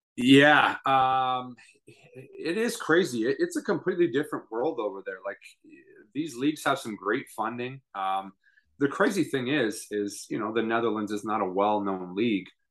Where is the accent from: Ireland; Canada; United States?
Canada; as a Canadian kid